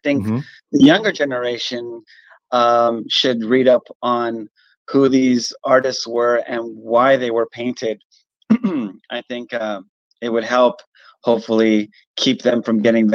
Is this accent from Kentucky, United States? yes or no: no; Los Angeles, California, United States; growing up in Boyle Heights here in California and Los Angeles